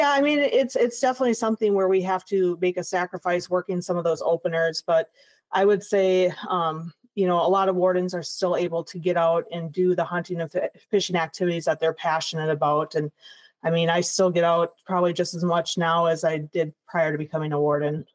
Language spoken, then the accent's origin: English; La Crosse, Wisconsin, United States; I'm originally from La Crosse, Wisconsin. So born and raised on the river